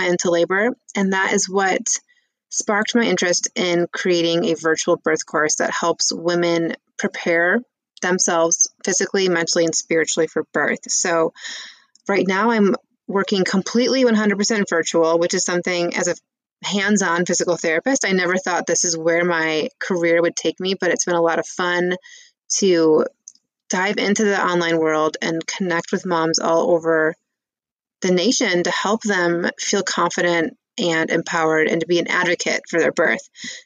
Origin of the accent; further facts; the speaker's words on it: Michigan, United States; moved away as an adult; also born or lived in California / Colorado; So I am a Midwest girl. I'm from Michigan.